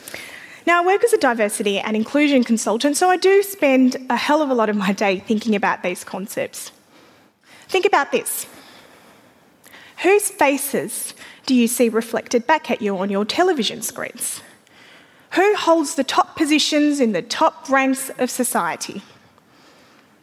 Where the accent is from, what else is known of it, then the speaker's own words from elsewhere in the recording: Afghanistan; now in Australia; an Australian woman who's originally from Afghanistan and a Muslim